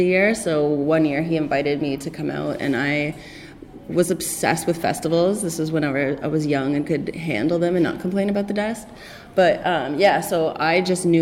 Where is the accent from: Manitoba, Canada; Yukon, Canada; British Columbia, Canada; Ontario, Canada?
Ontario, Canada; Toronto; I'm from Toronto, I speak the same language as you